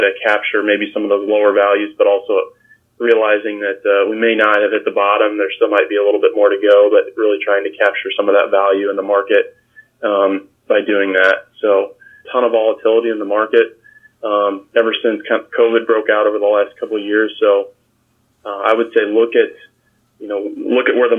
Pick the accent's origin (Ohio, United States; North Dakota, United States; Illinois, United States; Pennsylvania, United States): Illinois, United States; Fisher; my hometown is Fisher, Illinois, about 45 minutes here from Bloomington, Normal, Illinois